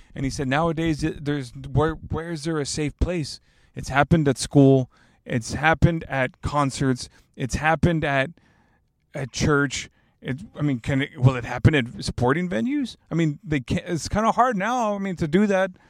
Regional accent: Alice, Texas, United States; now in San Antonio, United States; I'm from Alice, Texas

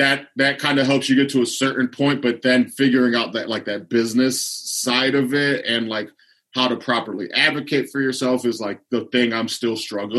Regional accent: Lorain, Ohio, United States; So Lorain used a big steel yard, shipyard, auto industry. So like my dad used to work at the steel mill when I was a kid.

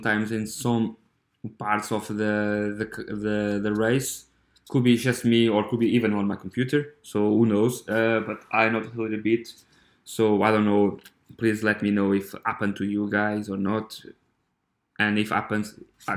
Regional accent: Coimbra, Centro, Portugal; I'm from Coimbra, I'm from Portugal

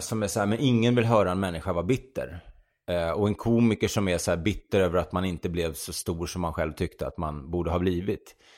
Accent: Sweden; den här svenska, the Swede

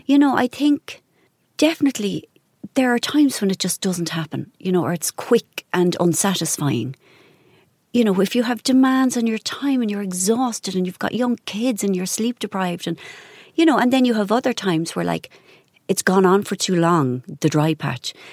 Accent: Ireland

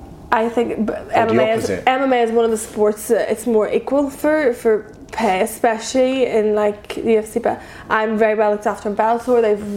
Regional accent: Ireland; we're from Ireland, like, that is the core root of, like, our values, our belief system, our morals.

